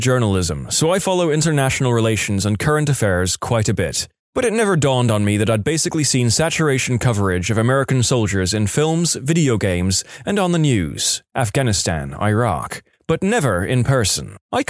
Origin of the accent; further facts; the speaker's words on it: Ireland; I'm from Ireland, but I lived in Ohio for a year.